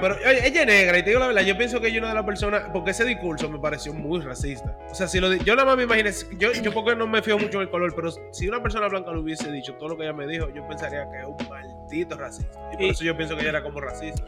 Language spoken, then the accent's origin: Spanish; Dominican Republic; moved away as an adult; now in United States; nosotros que, que nos criamos en República Dominicana